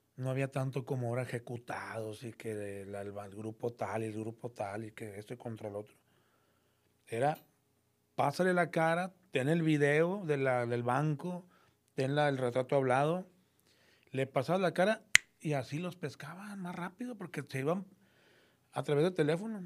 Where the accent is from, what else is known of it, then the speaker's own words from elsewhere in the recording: Monterrey, Nuevo León, Mexico; soy de Monterrey, aquí nací en el 70. Y pues de aquí he nacido, aquí he vivido, aquí he nacido, aquí nací, aquí he vivido toda mi vida